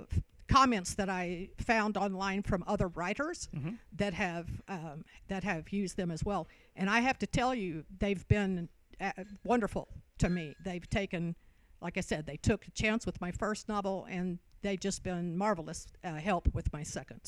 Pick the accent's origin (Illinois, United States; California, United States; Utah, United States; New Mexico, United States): New Mexico, United States; Roswell; born there; The fact that I was born in Roswell, notwithstanding.